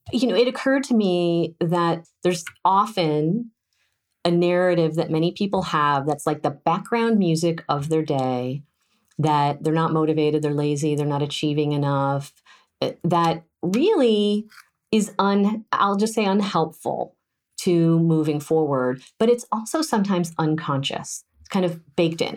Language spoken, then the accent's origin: English; California, United States; as a Californian